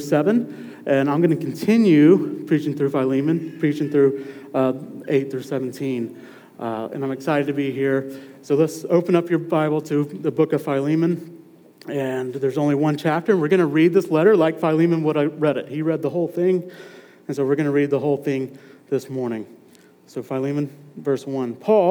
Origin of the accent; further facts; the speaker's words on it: Madison, Mississippi, United States; also born or lived in Raleigh, North Carolina; I'm originally from here. I'm from Madison. Grew up in Madison